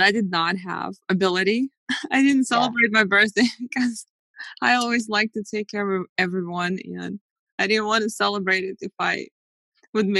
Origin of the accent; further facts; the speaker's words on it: Russia; moved away as an adult; also born or lived in Atlanta; now in United States; I was born in Russia